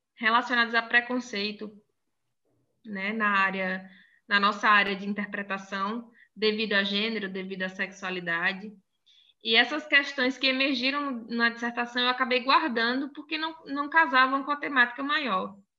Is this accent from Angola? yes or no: no; Crato, Ceará, Brazil; accent: mix of Bahia and interior of Ceará; also born or lived in Salvador, Bahia / Rio Grande do Sul; now in Palhoça, Brazil; Na verdade, eu sou nascida em Salvador, na Bahia, né? Mas fui criada numa cidade chamada Crato